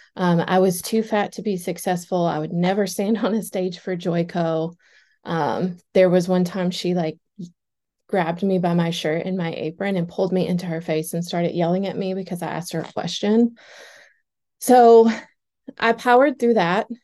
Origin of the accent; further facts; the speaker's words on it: Cookeville, Tennessee, United States; also born or lived in Nashville, Tennessee; So, I booth rented so many days in Cookville, which is my hometown. That's where I'm originally from